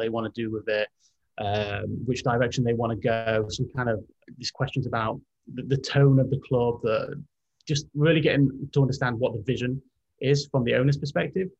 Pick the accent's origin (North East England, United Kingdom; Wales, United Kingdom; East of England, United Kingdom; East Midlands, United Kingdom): East Midlands, United Kingdom; Derby; moved away as an adult; also born or lived in London; now in United States; I grew up in Derby, went to university in London